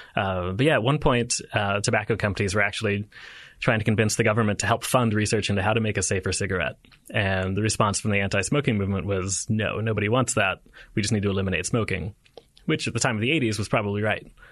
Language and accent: English; United States; as an American